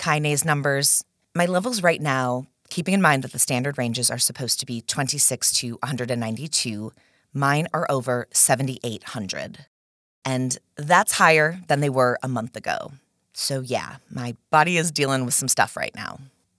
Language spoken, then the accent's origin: English; Minnesota, United States; I'm actually in Austin, Texas right now, very different than my home state of Minnesota